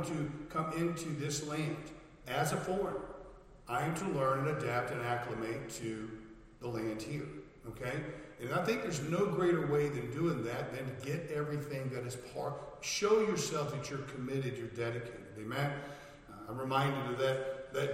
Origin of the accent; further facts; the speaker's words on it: United States; moved away as an adult; now in United Kingdom; I'm American. I'm British as well. I'm a dual citizen now.